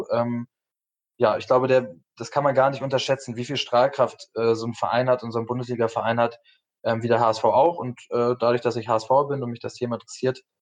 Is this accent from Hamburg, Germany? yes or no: yes; Hamburg, Germany; moved away as an adult; also born or lived in Nuremberg; bin nach dem Abi, ähm, habe ich Zivi gemacht, bin aus Hamburg weg, habe in Nürnberg auf dem äh, ehemaligen Reichsparteitagsgelände Führung gemacht